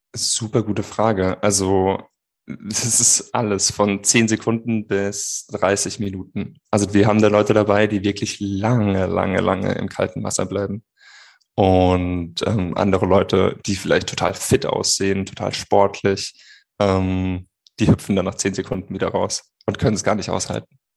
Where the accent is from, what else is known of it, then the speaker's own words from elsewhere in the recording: Rhineland-Palatinate, Germany; Ich bin geborener Pfälzer